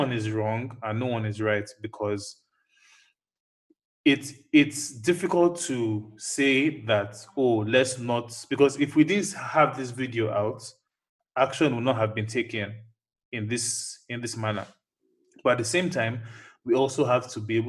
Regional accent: United States; growing up in America as a black child

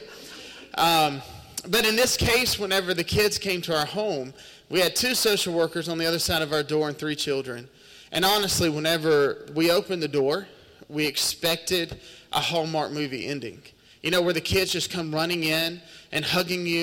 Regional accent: Terry, Mississippi, United States; I've been born and raised in Mississippi my whole life. We actually come out of Terry, Mississippi, which is about 45 minutes just down the highway, and born and raised there

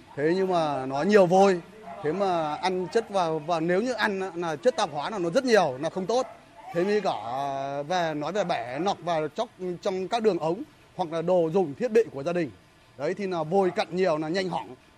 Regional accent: Vietnam; ở quê nhà tôi đây

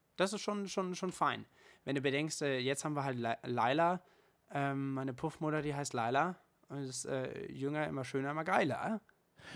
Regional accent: Germany; bei uns in Deutschland

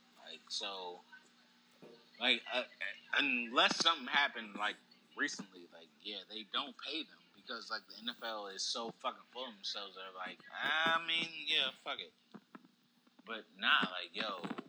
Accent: Atlanta, Georgia, United States; born or raised there

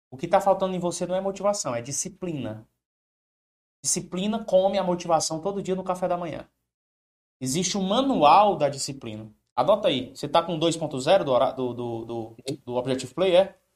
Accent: Pedro II, Piauí, Brazil; Eu sou de Pedro II, Piauí.

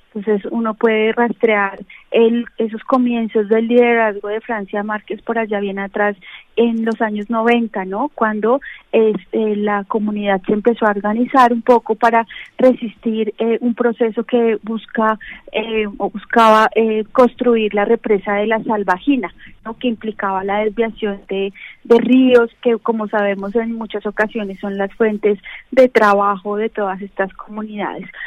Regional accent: Colombia; como colombianos

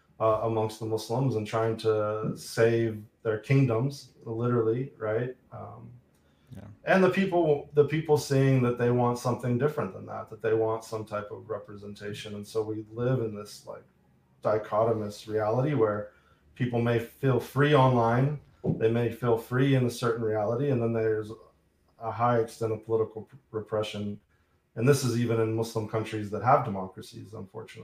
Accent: Boulder, Colorado, United States; I was in Boulder, Colorado at the time, where I grew up outside of Boulder

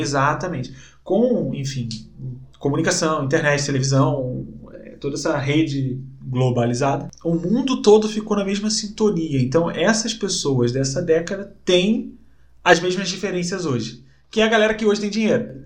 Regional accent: Rio de Janeiro, Brazil; moved away as an adult; now in Curitiba, Brazil; morei a vida inteira no Rio

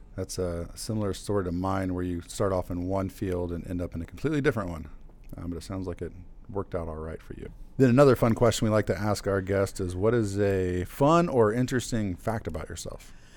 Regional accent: Central Illinois, United States; also born or lived in Chicagoland; growing up in Central Illinois

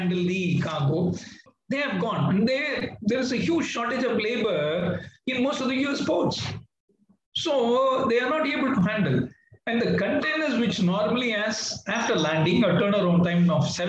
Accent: India

